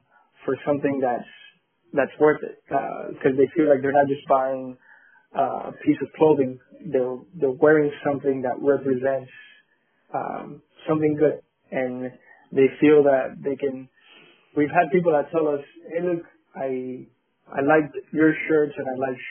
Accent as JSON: {"language": "English", "country": "Colombia", "moved": "yes", "lives_now": "Miami, United States", "said": "we are from Colombia in South America"}